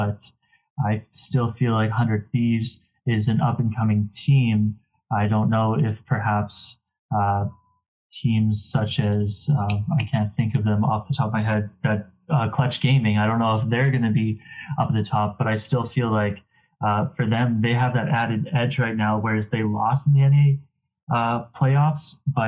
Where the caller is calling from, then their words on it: Regina, Saskatchewan, Canada; I am calling from Regina, Saskatchewan.